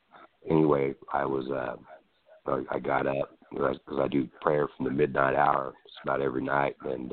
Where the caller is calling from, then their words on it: California, United States; I'm calling from California, yeah.